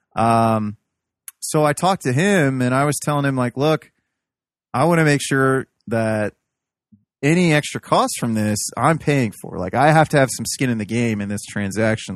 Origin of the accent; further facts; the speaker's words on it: Midwest, United States; I'm a Midwesterner. I'm a, a hillbilly.